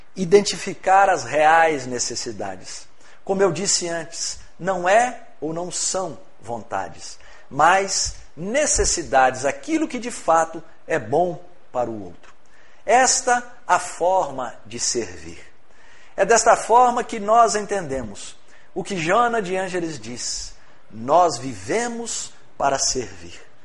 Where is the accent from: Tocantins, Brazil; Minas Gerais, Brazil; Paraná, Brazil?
Minas Gerais, Brazil; Rio Pomba; also born or lived in Ipatinga; eu sou de Rio Pomba, cidade próxima aqui, né? Meus pais morando em Rio Pomba